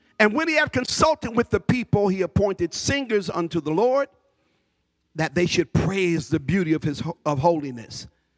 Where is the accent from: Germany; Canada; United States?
United States; Newark, New Jersey; just to let anybody know I'm from Newark. You fought.